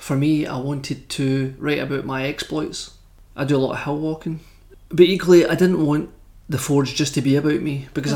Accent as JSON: {"language": "English", "region": "Scotland", "country": "United Kingdom", "said": "I'm both Scottish"}